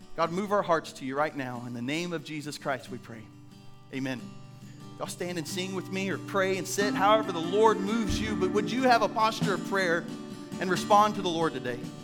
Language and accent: English; Indiana, United States; now in Blackfoot, United States; I'm from Indiana and we have caves up there